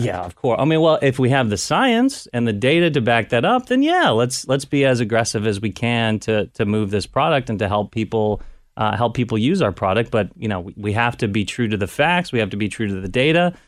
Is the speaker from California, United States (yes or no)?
no; Cincinnati, Ohio, United States; moved away as an adult; also born or lived in Washington, D.C.; I wanted to come back to Cincinnati, wanted to come back to Ohio.